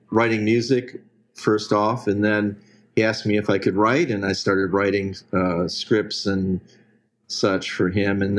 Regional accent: Detroit, Michigan, United States; moved away as an adult; Well, I, I uh, was born and, and raised in uh, Detroit, Michigan. And, uh, but I pretty much escaped there as soon as I was legally able to do so.

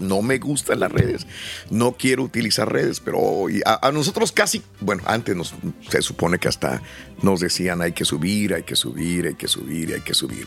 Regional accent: Matamoros, Tamaulipas, Mexico; yo soy más norteño que, cualquier otra cosa que de banda y todo. pues crecí en Matamoros

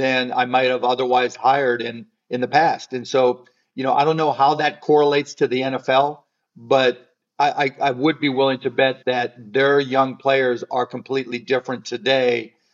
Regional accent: Pittsburgh, Pennsylvania, United States; growing up in Pittsburgh

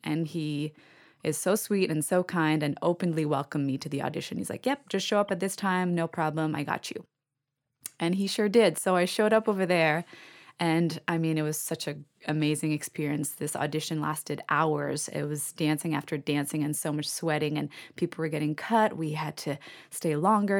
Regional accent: Canada; I'm Canadian.

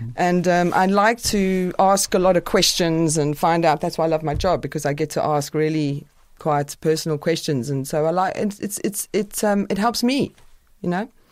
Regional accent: South Africa; moved away as an adult; also born or lived in United Kingdom; I was a white South African

